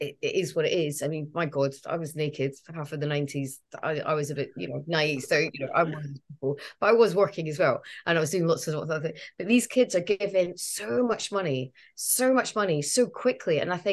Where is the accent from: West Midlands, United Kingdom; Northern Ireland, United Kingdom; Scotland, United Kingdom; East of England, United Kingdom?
Scotland, United Kingdom; Edinburgh; I'm from Edinburgh